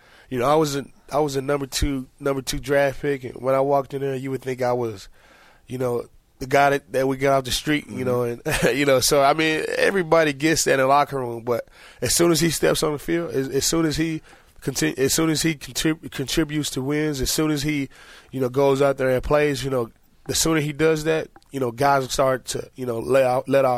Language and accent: English; United States; I've always been proud to be American